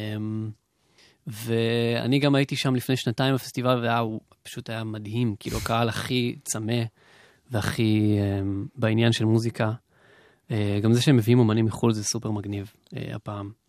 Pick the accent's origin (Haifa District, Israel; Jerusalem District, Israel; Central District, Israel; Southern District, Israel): Southern District, Israel; the South; אני מהדרום